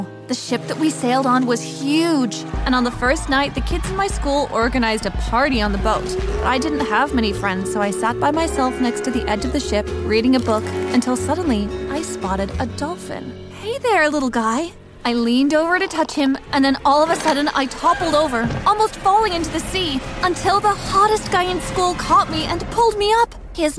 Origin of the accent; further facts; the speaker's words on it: New York, United States; I'm from New York.